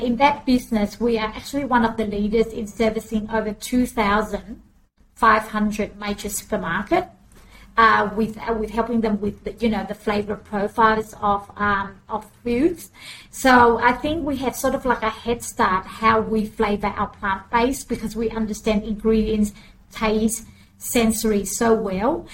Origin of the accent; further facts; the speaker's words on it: Australia; also born or lived in Vietnam; I came to Australia as a refugee mm. since um, 1980, the 20th of June, we arrived in Australia